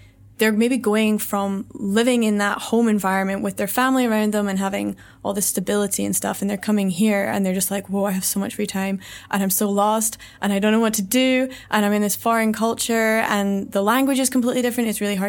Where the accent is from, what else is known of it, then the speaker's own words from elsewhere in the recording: Scotland, United Kingdom; now in Vietnam; It's challenging to live in Vietnam because the culture is so, so different to, I mean, we're both from Scotland, it's completely different to what we're used to.